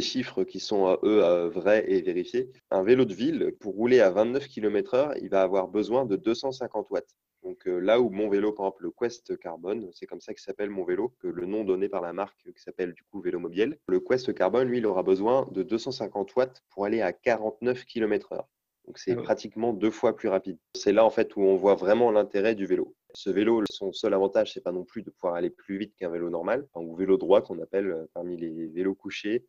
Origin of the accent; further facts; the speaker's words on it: North Finistère, Brittany, France; je viens du Nord Finistère